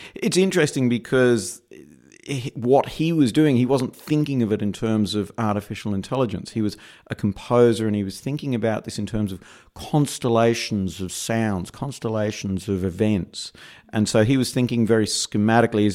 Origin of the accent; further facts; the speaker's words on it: Perth, Western Australia, Australia; moved away as an adult; now in New York, United States; as my accent betrays, I'm not originally from New York. I'm originally from uh, Perth, Western Australia